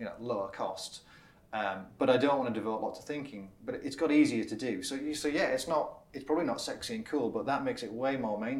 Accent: Middlesbrough, North East England, United Kingdom; moved away as an adult; also born or lived in Reading; So I'm from Middlesbrough, of all places.

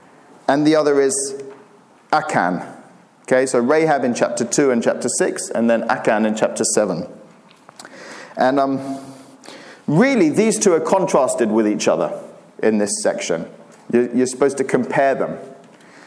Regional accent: Cyprus; moved away as an adult; also born or lived in Turkey; I grew up in Cyprus, which is a great place to grow up.

